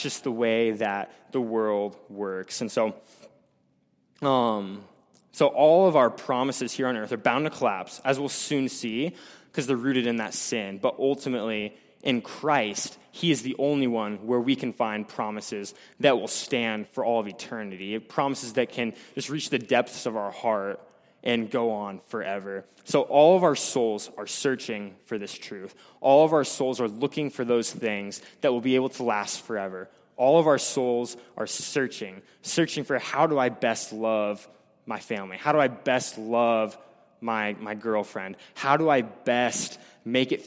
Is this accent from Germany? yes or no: no; Blair, United States; I'm from Blair.